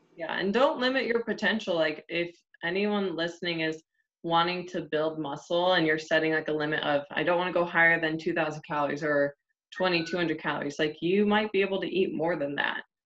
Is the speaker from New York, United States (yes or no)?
no; Ohio, United States; moved away; I'm originally from Ohio